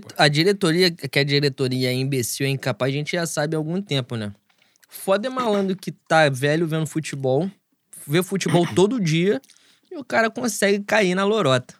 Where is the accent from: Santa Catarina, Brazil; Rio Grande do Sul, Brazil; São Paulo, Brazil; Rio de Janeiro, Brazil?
Rio de Janeiro, Brazil; eu venho de, da Zona Oeste, Rio de Janeiro